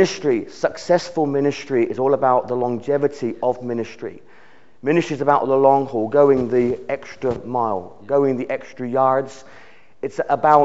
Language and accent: English; United Kingdom; The nation of the United Kingdom